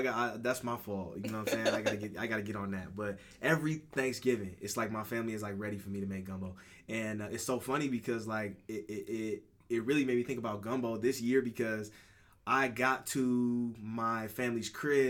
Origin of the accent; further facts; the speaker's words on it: Toledo, Ohio, United States; moved away as an adult; now in Chicago, United States; I'm originally from Toledo, Ohio.